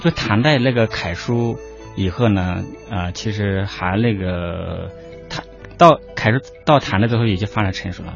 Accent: Liangshan Yi Autonomous Prefecture, Sichuan, China; first language Yi; Chinese is a second language; moved away; 我是来自四川大凉山彝族自治州

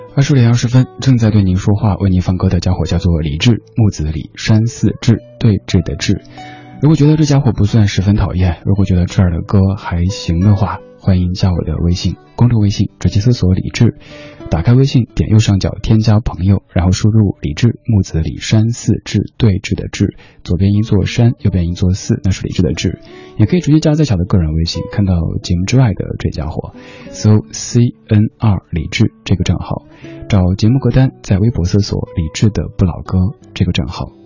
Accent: Chengdu, Sichuan, China; now in Beijing, China; 我家乡成都

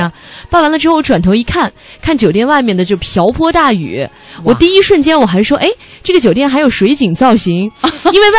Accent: northern China, China; 像我们在北方长大的人，

